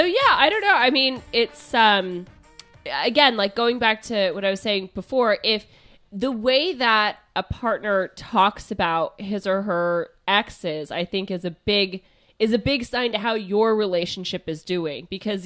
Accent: Canada; The reason they broke up is because she moved with him to the States while we're both from Canada, and our daughter couldn't see me.

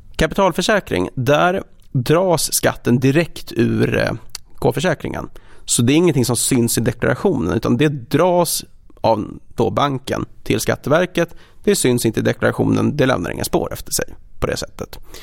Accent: Stockholm, Stockholm County, Sweden; moved away as an adult; also born or lived in Copenhagen; född och uppvuxen i Stockholm

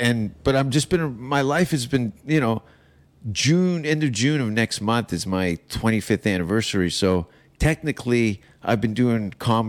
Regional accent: Hamilton area / Toronto area, Ontario, Canada; moved away as an adult; also born or lived in Vancouver, Canada; now in United States; Martin Short is from my hometown.

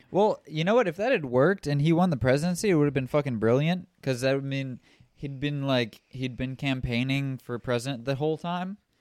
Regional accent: Toledo, Ohio, United States; I'm from Toledo

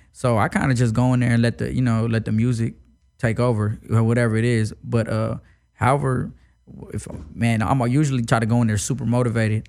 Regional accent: Houston, Texas, United States; growing up in Houston

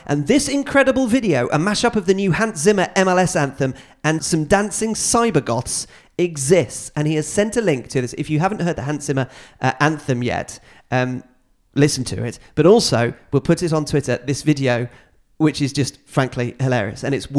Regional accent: United States; I unapologetically call the sport soccer because I'm American and grew up calling it that.

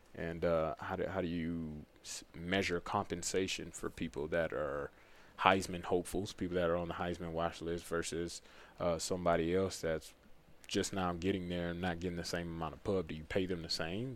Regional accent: Pearland, Texas, United States; moved away as an adult; now in North Carolina, United States; my hometown in Pearland, right outside, right on the south side of Houston

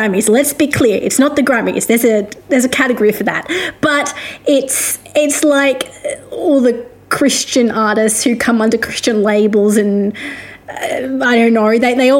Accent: Australia; also born or lived in Victoria; I am an Australian music journalist

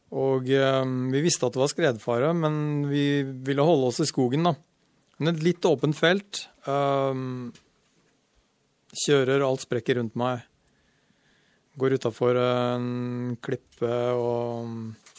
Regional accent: Sarpsborg, Østfold, Norway; now in Stryn, Norway; jeg er født i Sarp. Oppvokst rett utafor Sarp. Og uh, Sarpsborg

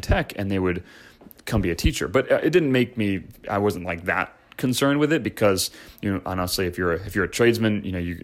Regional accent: Chicago, Illinois, United States; I grew up in Chicago

